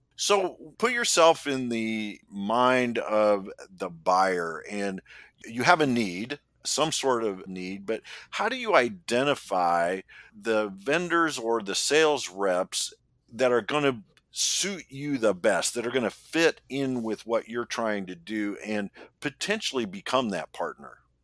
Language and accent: English; Indianapolis, Indiana, United States; I'm from Indianapolis, and one of the largest employers in our city is Eli Lilly